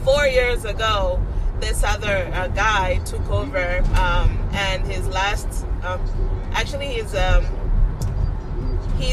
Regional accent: DR Congo; now in United States; We're from the Democratic Republic of Congo, which is the big Congo, the heart of Africa.

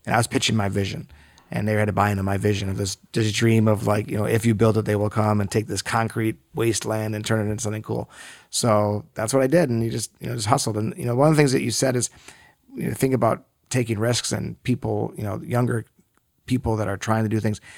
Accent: West Bloomfield, Michigan, United States; moved away as an adult; also born or lived in Ithaca, New York / Los Angeles; I grew up here in Metro Detroit, in West Bloomfield

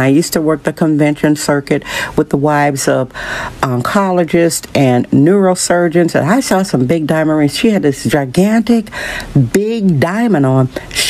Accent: San Francisco, California, United States; I'm from San Francisco. I'm the public cable access goddess.

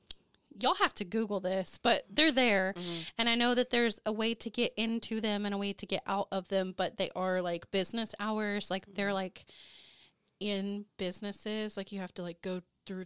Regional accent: Ada, Oklahoma, United States; That stems from my hometown, in my hometown of Ada, Oklahoma.

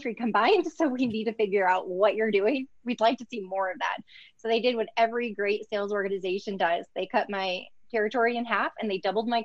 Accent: Northwest Indiana, United States; I grew up in Northwest Indiana.

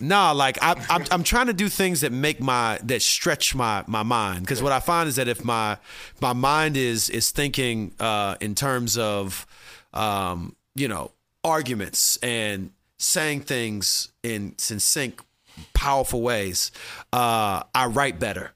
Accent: Midwest, United States; I come from the Midwest

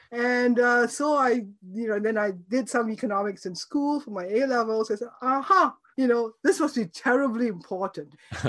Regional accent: Singapore; moved away as an adult; also born or lived in Cambridge / Michigan; I grew up in Singapore. My family was, you know, originally from China, but we had been there in Singapore and Malaysia for four generations. So I'm actually a very old Singaporean.

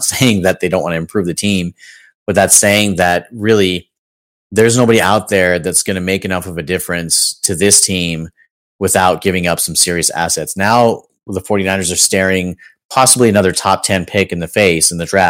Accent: the Bay Area, California, United States; I'm from the Bay

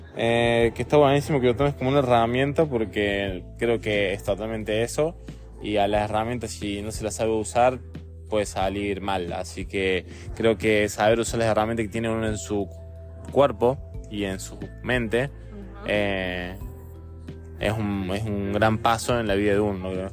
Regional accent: Argentina; casi todos los argentinos estamos orgullosos

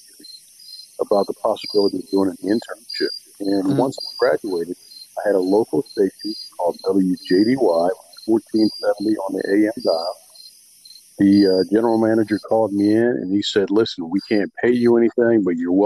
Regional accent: Salisbury, Maryland, United States; I'm from Salisbury, Maryland, and, you know, grew up here, went to high school here, went to college here

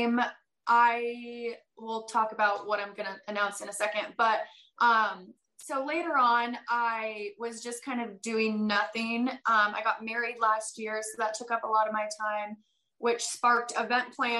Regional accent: Granby, Colorado, United States; moved away as an adult; also born or lived in Wyoming / Alaska; got a job back in my hometown in Colorado, which was the wildest thing. And so I quit FBN and I moved back to my hometown

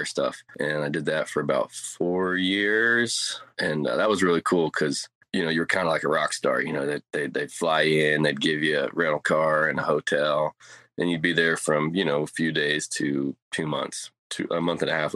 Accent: United States; moved away; I'm formerly from Georgia and Tennessee border

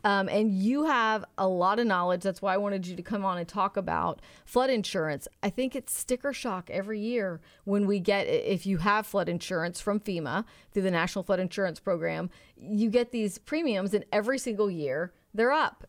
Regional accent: Houston, Texas, United States; growing up in Houston

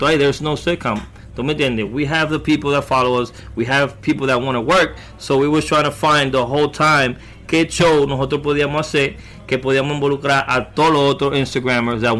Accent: Bronx, New York, United States; I grew up in the Bronx. Oh, I never moved out of the Bronx.

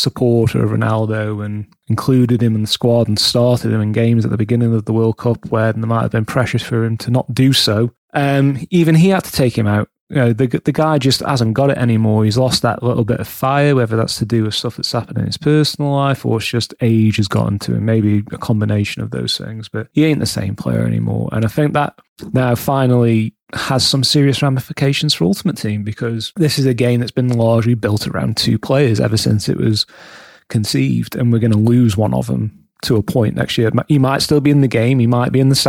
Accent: England, United Kingdom; being English

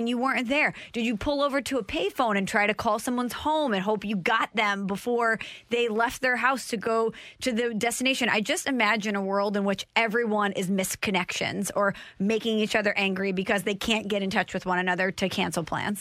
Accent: Illinois, United States; now in Missouri, United States; I'm from the Illinois side, over here in Missouri

